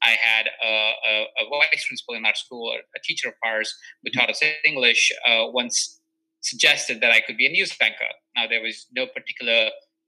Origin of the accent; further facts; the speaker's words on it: Jaipur, Rajasthan, India; now in Los Angeles, United States; So I was born in Jaipur. It's a small town in India that is in the state of Rajasthan.